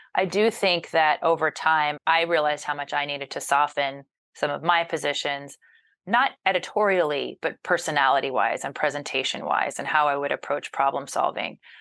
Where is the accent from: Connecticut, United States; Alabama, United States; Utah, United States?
Alabama, United States; Mobile; moved away; growing up in Mobile, Alabama, as the child of two Yankees